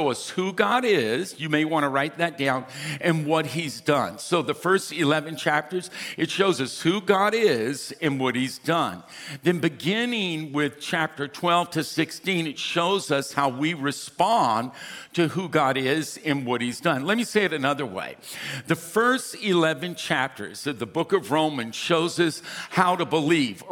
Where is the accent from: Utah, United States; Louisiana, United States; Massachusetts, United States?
Louisiana, United States; now in California, United States; We're fifth cousins. We're from Louisiana